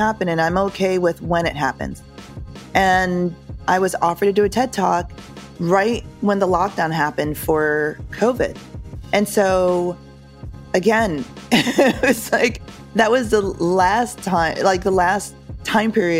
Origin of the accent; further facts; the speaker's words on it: Connecticut, United States; I grew up in Connecticut.